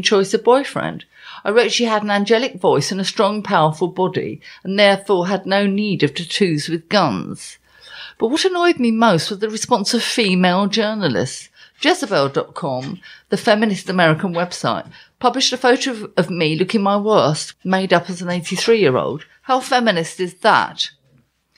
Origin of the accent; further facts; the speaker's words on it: Essex, East of England, United Kingdom; I am English. I'm from Essex.